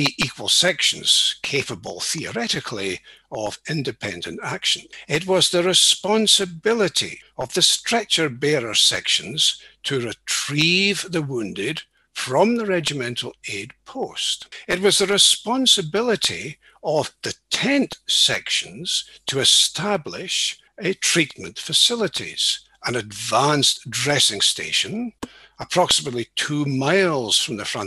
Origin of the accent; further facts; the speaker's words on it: East Neuk of Fife, Scotland, United Kingdom; moved away as an adult; also born or lived in St Andrews / Edinburgh; now in Aberdeen, United Kingdom; I was born in St Andrews and brought up in the East Duke of Fife.